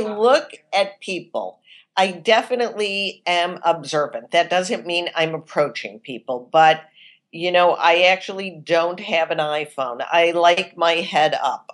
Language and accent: English; Chicago, Illinois, United States; I'm from Chicago